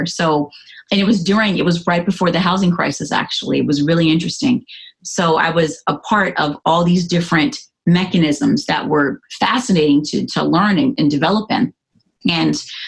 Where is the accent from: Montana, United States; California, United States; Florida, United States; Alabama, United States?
California, United States; moved away as an adult; also born or lived in Atlanta, Georgia; I'm originally from California